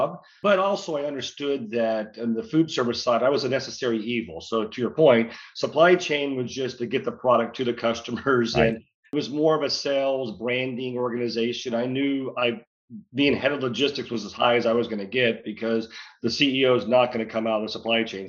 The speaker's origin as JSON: {"language": "English", "town": "San Antonio", "region": "Texas", "country": "United States", "tie": "born or raised there", "also_born_or_lived": "East Coast", "moved": "as an adult", "said": "I'm from San Antonio, Texas. So that's why I moved back to Texas eventually."}